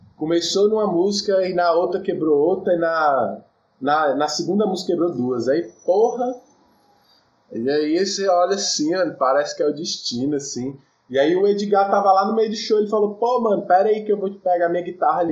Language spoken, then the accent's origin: Portuguese; Cidade Ocidental, Goiás, Brazil; moved away as an adult; also born or lived in Taguatinga / Samambaia; Eu nasci em Taguatinga, mas cresci na Samambaia. Aí com sete anos eu vim para Ocidental, cidade ocidental que era é no entorno de Brasília